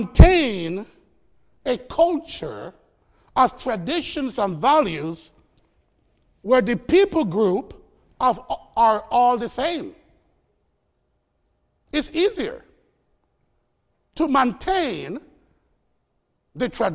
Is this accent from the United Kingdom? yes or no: no; Costa Rica; moved away as an adult; now in United States; My heritage is Jamaican, even though I was born in Costa Rica